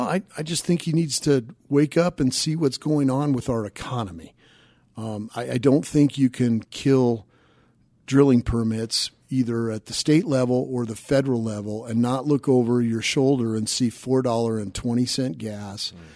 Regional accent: Denver, Colorado, United States; grew up over by Bible Park, southeast Denver

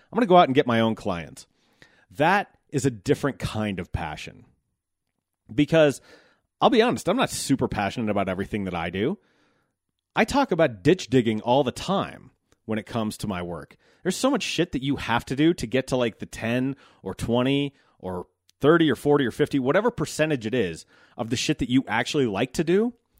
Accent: United States; as an American

